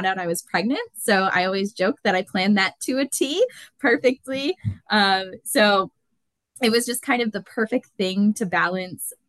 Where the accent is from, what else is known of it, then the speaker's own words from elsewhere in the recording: Concord, New Hampshire, United States; I grew up in Concord, New Hampshire, been here my whole life, never plan on leaving.